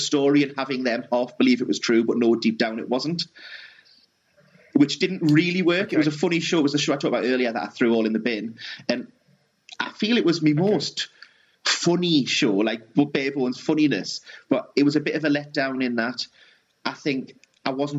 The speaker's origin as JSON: {"language": "English", "area": "South Tyneside", "region": "North East England", "country": "United Kingdom", "said": "We're both from South Tyneside"}